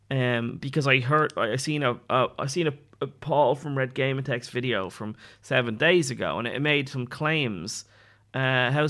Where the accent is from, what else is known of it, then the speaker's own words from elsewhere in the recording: Ireland; So um, like when I say giving up drinking, I'm Irish.